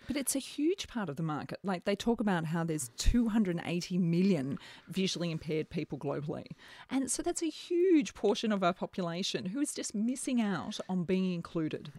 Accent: Melbourne, Victoria, Australia; we're from Melbourne. We've got fantastic cult, uh, coffee culture here

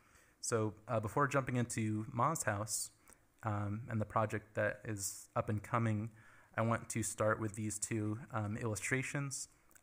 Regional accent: Southampton, New York, United States; I'm from the Shinnecock Indian Nation in Southampton, New York.

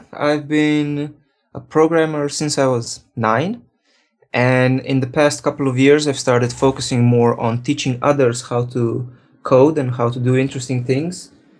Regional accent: Ljubljana, Slovenia; now in San Francisco, United States; Right now I'm based in San Francisco, but originally I'm from Slovenia.

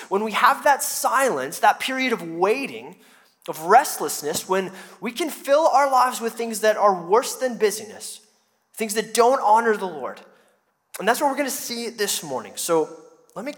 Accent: United States; us as American Christians

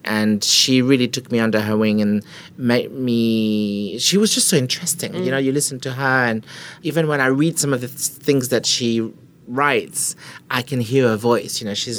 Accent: France; accent: French; English is a second language; moved away as an adult; now in London, United Kingdom; I moved to London when I was 20, so a couple of years ago. 22 years ago. I moved here to learn English. I didn't speak English.

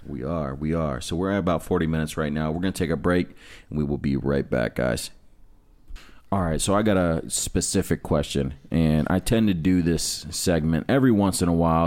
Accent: Amherst, United States; also born or lived in West Side; growing up in Amherst and watching the opiate epidemic just run through that fucking city like a train

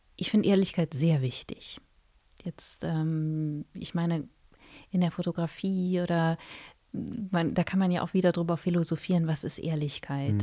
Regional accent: Mönchengladbach, North Rhine-Westphalia, Germany; accent: Rhenish; also born or lived in Cologne; ich bin in, in der Nähe von Köln geboren, habe dann auch ein bisschen in Köln gewohnt, bin in Mönchengladbach aufgewachsen

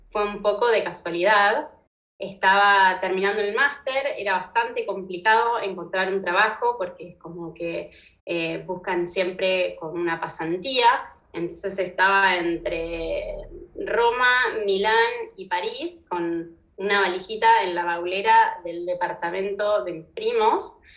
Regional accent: Argentina; born there; also born or lived in Morocco / United States; Tuve una vida bastante movida, nací en Argentina, después me fui a Marruecos, después a Estados Unidos, después volví a Buenos Aires, donde hice mis estudios de diseño industrial

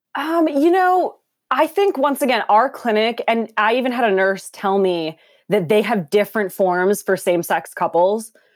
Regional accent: Minneapolis, Minnesota, United States; also born or lived in Los Angeles, California; now in Portland, United States; I'm from Minneapolis

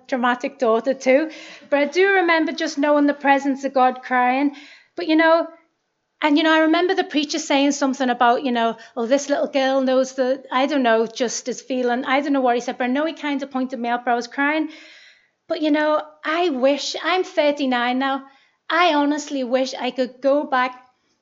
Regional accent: Liverpool, North West England, United Kingdom; I'm 39 and I'm from Liverpool.

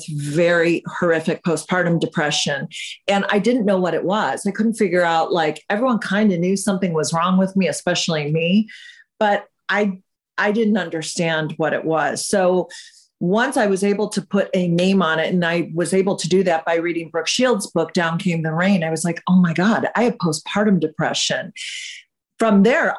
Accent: Michigan, United States; moved away as an adult; also born or lived in England; now in California, United States; I'm from England, but I grew up in Michigan

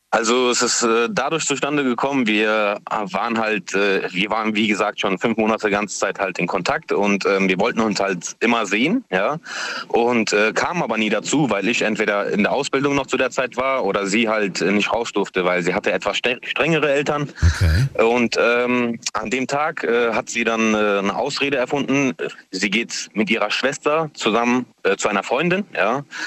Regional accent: Mannheim, Baden-Württemberg, Germany; moved away as an adult; now in Lampertheim, Germany; gebürtiger Mannheimer

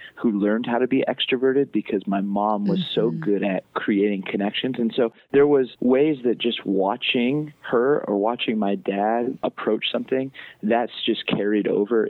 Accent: Southern California, United States; I grew up in Southern California

